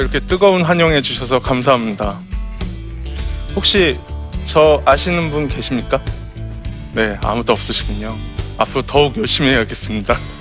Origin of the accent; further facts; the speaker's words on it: Incheon, South Korea; 제 고향이 인천의 소래 포구예요